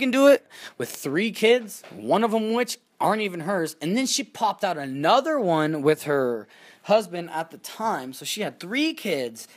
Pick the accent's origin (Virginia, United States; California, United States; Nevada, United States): Nevada, United States; Reno; also born or lived in Texas / Yerington, Nevada; We came to Reno from Texas. Good old Texas. And we came to Reno. And my dad was always there from when I was like fucking, for as long as I can remember, from like 3 to like 11.